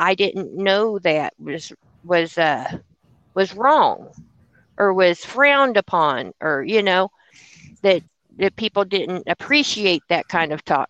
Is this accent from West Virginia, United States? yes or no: yes; West Virginia, United States; because I am from Podunk, West Virginia, small town, West Virginia. Our Black population is 1%.